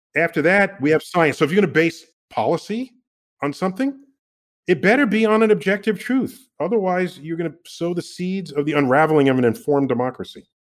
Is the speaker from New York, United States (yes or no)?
yes; New York City, New York, United States; I'm from the Bronx